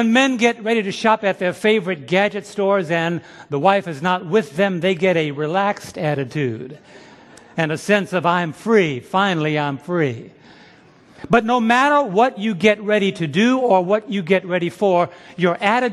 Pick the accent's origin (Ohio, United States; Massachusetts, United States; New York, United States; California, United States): New York, United States; New York City; growing up in New York City